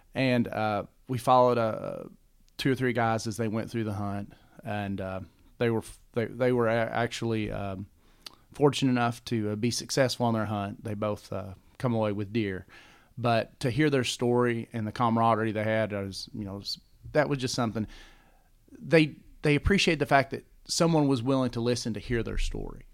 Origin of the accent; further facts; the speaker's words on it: London, Kentucky, United States; also born or lived in Lexington, Kentucky; I'm from Kentucky, yeah. I'm originally from London and, and moved to Lexington, went on to college